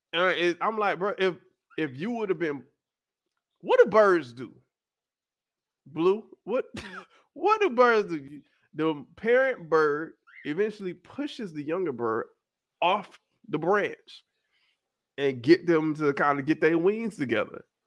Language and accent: English; South Florida, United States; I am not Caribbean. I'm just from South Florida.